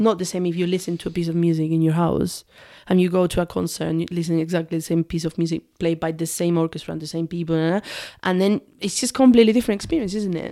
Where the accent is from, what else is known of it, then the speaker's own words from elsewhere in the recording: south of Spain, Spain; English is a second language; moved away as an adult; also born or lived in Manchester; now in United Kingdom; I grew up in a very, very tiny village and in the south of Spain